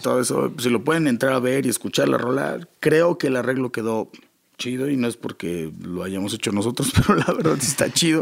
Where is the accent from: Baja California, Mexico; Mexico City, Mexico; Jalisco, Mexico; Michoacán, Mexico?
Baja California, Mexico; Rosarito; also born or lived in Toluca, Mexico / Tijuana, Mexico; yo nací en Toluca, pero yo crecí en Tijuana. En Rosarito, ah. más bien, en Baja California Norte